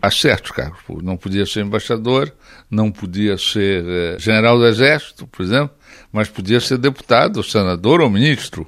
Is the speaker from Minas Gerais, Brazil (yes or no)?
no; Rio de Janeiro, Brazil; moved away as an adult; also born or lived in United States; now in Portugal; Eu sou carioca. Eu sou de Botafogo